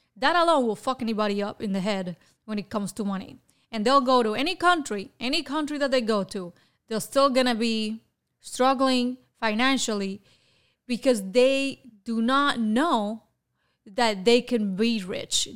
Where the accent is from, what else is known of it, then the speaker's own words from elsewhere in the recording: Havana, Cuba; moved away as an adult; now in Florida, United States; I was born in Havana, Cuba in nineteen seventy-eight